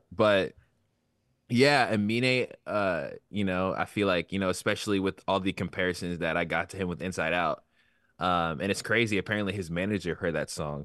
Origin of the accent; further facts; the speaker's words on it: Virginia, United States; I'm from Virginia